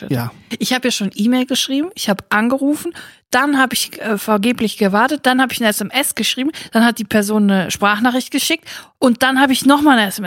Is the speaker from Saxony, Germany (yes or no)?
no; Siegen, North Rhine-Westphalia, Germany; Bei uns in Siegen war es die Pusteblume, gibt es jetzt nicht mehr, ist äh, leider nicht mehr da.